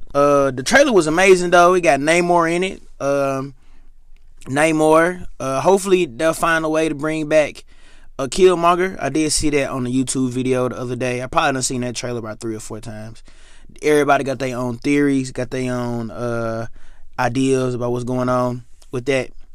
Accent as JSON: {"language": "English", "town": "Memphis", "region": "Tennessee", "country": "United States", "tie": "born or raised there", "said": "Growing up, growing up, at home, growing up in Memphis"}